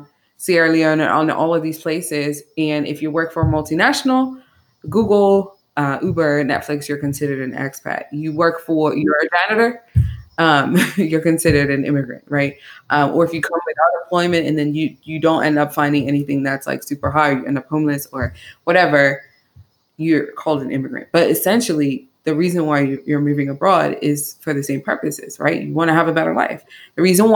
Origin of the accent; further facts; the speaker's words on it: Bermuda; moved away; also born or lived in Atlanta / Canada / Netherlands; I grew up in Bermuda, which is, it's an island in the Atlantic